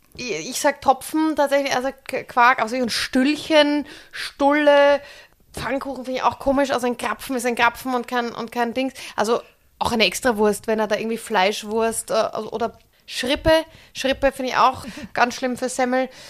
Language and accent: German; Austria; moved away as an adult; now in Germany; Als Österreicherin